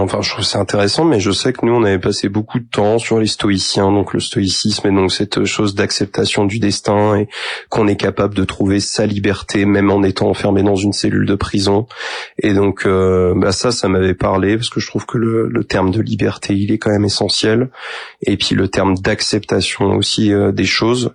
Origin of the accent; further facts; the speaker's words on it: Saint-Mathurin-sur-Loire, Pays de la Loire, France; also born or lived in Angers; j'ai grandi après à Saint-Mathurin, euh, donc entre Angers et Saumur